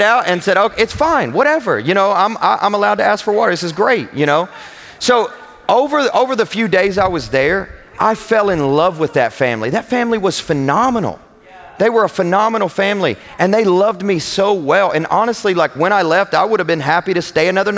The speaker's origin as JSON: {"language": "English", "region": "Kentucky", "country": "United States", "said": "I'm from Kentucky"}